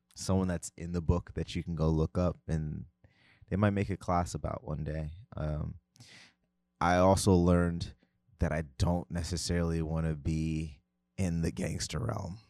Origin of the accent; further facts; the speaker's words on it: United States; moved away as an adult; also born or lived in Tennessee; I am from New Jersey slash New York.